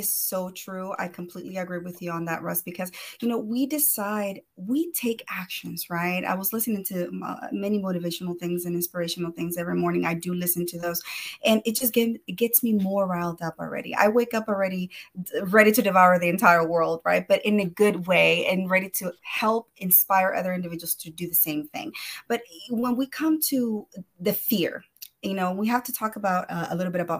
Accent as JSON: {"language": "English", "country": "El Salvador", "moved": "yes", "lives_now": "Houston, United States", "said": "I'm originally from El Salvador"}